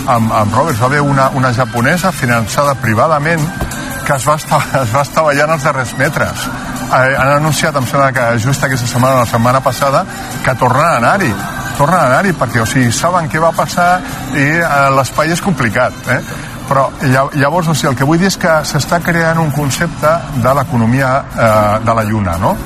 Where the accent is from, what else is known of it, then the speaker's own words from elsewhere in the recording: Catalonia, Spain; nosaltres que som catalans